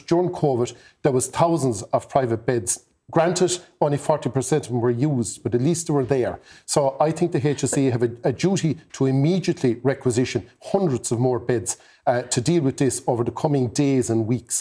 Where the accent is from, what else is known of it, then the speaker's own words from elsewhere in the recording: the Midwest, Mid-West, Ireland; I come from the Midwest